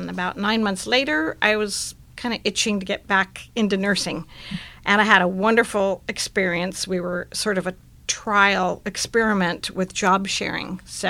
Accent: Portland, Oregon, United States; moved away as an adult; also born or lived in Sun Valley, Idaho; now in San Diego, United States; I grew up in Portland, Oregon, and went to the University of Oregon in Eugene.

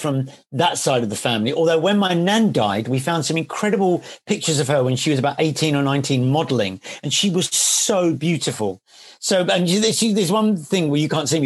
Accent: London, United Kingdom; I come from East London. I was born in East Ham.

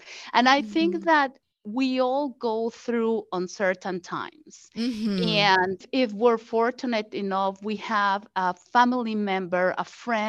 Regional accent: Mexico City, Mexico; moved away as an adult; now in United States; I grew up in Mexico City

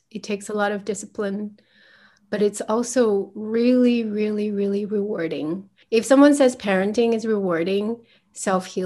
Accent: United States; So I grew up in the States and I had no idea who I was.

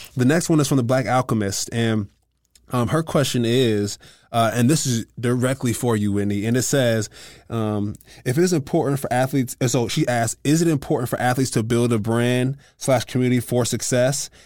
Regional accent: California, United States; I'm from California

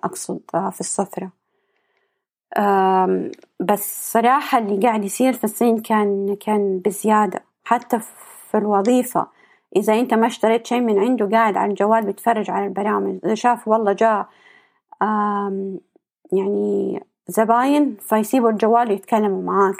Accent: Saudi Arabia; عندنا في السعودية

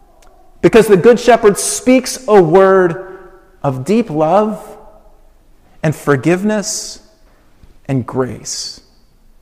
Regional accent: Colorado Springs, Colorado, United States; moved away as an adult; Colorado Springs, which is my hometown. We didn't live there

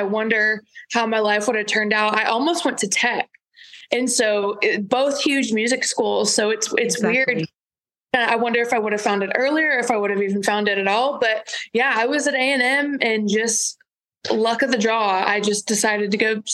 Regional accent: Shiner, Texas, United States; also born or lived in Gonzales, Texas; I was born just in Gonzales, about 20 miles down the road, and then moved to Shiner when I was in, I guess, third or fourth grade

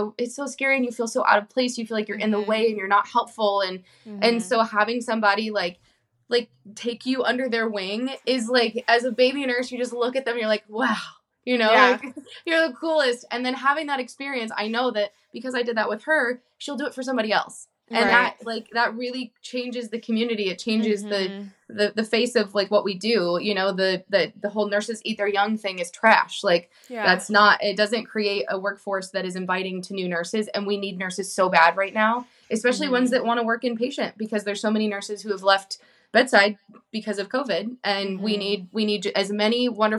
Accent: California, United States; I was born and raised in California too

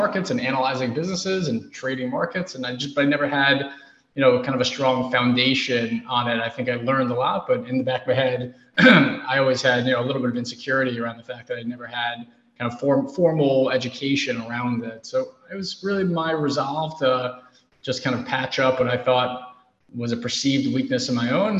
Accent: New York City, New York, United States; growing up in New York City

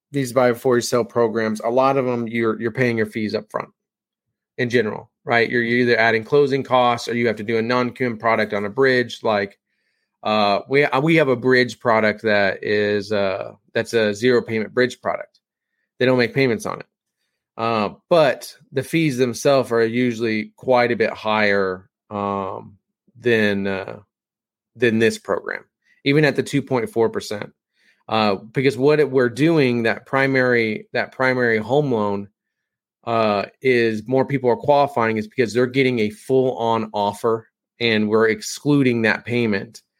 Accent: Kansas, United States; I am from Kansas. We say things differently

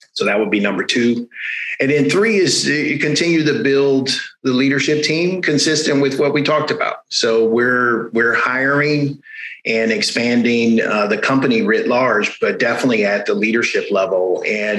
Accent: Los Angeles, California, United States; now in San Francisco, United States; I'm a Californian by birth and by current resident. Both Southern California, grew up in LA, currently live in San Francisco

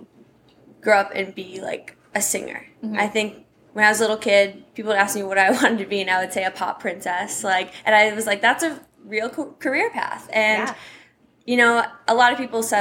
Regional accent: Schaumburg, Illinois, United States; moved away as an adult; also born or lived in Nebraska; now in Nashville, United States; So I'm originally from Schaumburg, Illinois

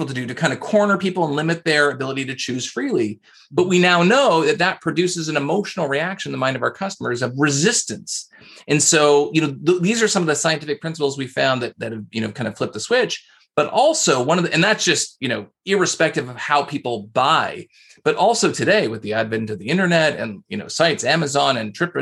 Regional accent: Canada; I'm Canadian, so I say process

